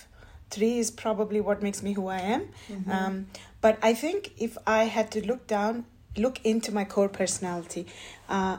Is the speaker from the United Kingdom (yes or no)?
no; India; moved away as an adult; also born or lived in United States; now in Switzerland; I am an Indian American. So I spent my growing years in India, and then I moved to the States